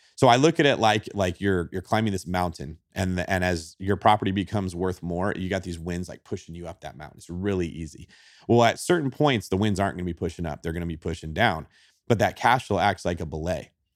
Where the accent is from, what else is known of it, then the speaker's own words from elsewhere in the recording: Manteca, California, United States; I grew up in Manteca, California, which is about an hour and a half east of San Francisco